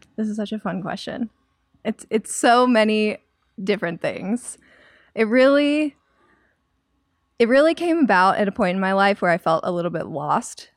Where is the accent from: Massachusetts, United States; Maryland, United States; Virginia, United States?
Maryland, United States; moved away as an adult; also born or lived in North Carolina; I grew up in Maryland, and then I went to school in North Carolina